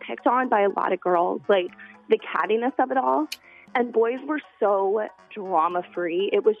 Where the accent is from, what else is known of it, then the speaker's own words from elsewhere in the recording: California, United States; moved away as an adult; I'm actually from California, so we moved out here because my husband's from here.